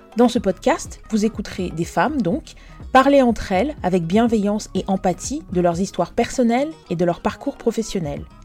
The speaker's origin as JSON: {"language": "French", "country": "Côte d’Ivoire", "tie": "born or raised there", "moved": "yes", "said": "j'ai grandi en Côte d'Ivoire"}